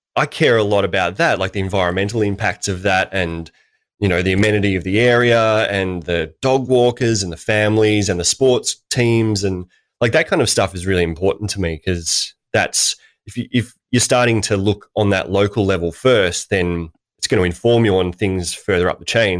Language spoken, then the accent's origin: English; Australia